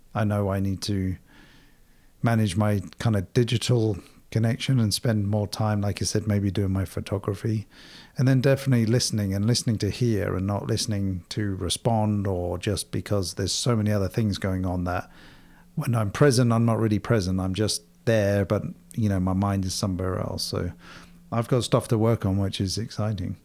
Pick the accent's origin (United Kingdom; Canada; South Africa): United Kingdom; England; moved away as an adult; also born or lived in London; now in United States; growing up in Europe, myself in England